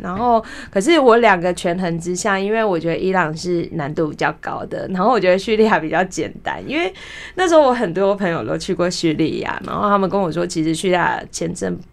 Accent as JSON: {"language": "Chinese", "country": "Taiwan", "said": "我是台湾人"}